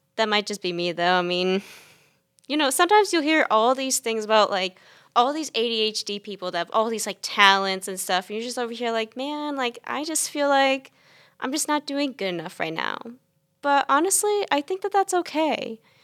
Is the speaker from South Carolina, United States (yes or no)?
yes; Chapin, South Carolina, United States; I am from Chapin, South Carolina